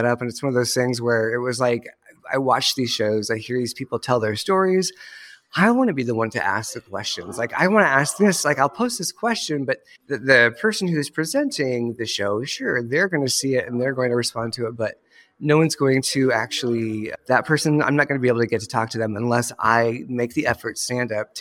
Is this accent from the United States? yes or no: yes; Iowa, United States; moved away; I grew up in a small town, a wee town in Iowa, and it's actually where I'm back again